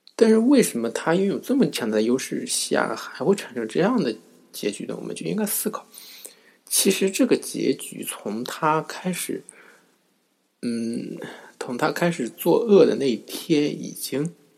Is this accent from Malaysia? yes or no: no; China; 也就是我们中国人经常用的手机浏览器